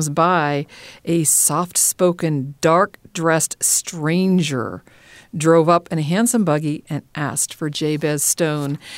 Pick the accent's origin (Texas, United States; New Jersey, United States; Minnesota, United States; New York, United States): Minnesota, United States; I was born and raised in Minnesota, and there's an expression in Minnesota, Minnesota nice.